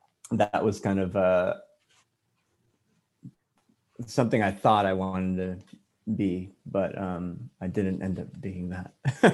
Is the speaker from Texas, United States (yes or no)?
no; California, United States; also born or lived in Hawaii / Connecticut / Guam; I'm from California. I'm a Cali boy. I've been here since I was 9. But before that, I moved all around because my dad was in the Navy. Born in Hawaii, lived in Connecticut, Vallejo, Guam, and then San Diego.